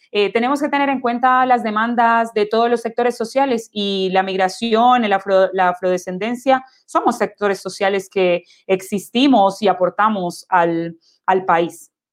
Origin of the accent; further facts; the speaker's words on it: Colombia; now in Chile; Yo me considero una persona afrodescendiente, eh, soy colombiana